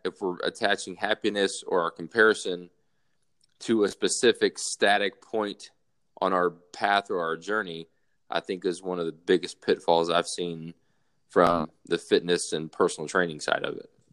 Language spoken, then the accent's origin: English; South Alabama, United States; moved away as an adult; being born and raised in South Alabama